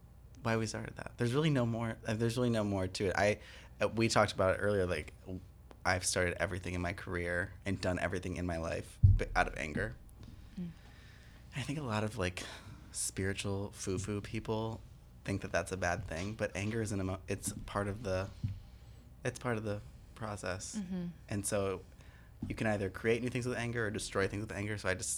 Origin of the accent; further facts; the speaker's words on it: Michigan, United States; My home state.